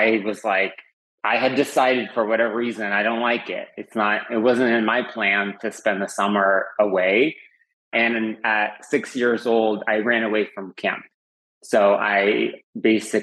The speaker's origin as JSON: {"language": "English", "country": "Uzbekistan", "tie": "born or raised there", "also_born_or_lived": "Fremont, California, United States", "moved": "yes", "said": "I'm originally from the former Soviet Union, from Uzbekistan"}